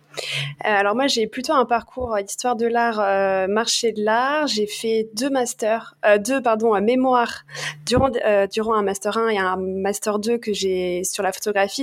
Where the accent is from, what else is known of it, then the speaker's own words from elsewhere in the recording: Paris, Île-de-France, France; je suis parisienne